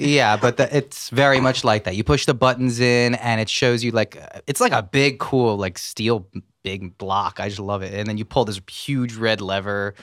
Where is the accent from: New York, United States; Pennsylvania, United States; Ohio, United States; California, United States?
Pennsylvania, United States; Philadelphia; I'm from Philadelphia, but I, I am half Jersey